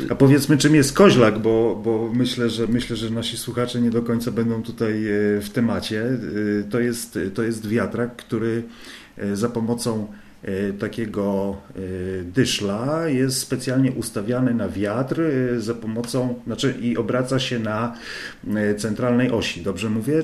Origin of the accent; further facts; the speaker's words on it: Gdańsk, Pomeranian Voivodeship, Poland; ja jestem z Gdańska